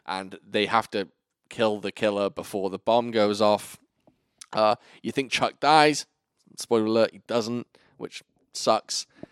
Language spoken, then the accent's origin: English; Wales, United Kingdom; moved away as an adult; now in Virginia, United States; I lived at home in sunny Wales